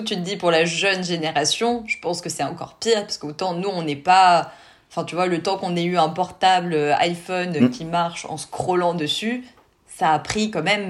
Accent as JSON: {"language": "French", "country": "France", "said": "chez nous en France"}